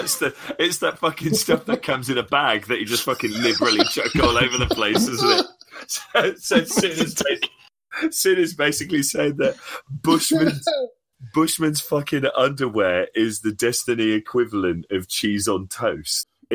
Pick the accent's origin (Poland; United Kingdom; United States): United Kingdom; I'm fucking British.